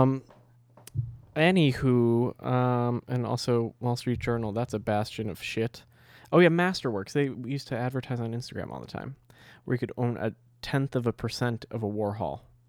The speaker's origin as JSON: {"language": "English", "country": "United States", "said": "I'm an American."}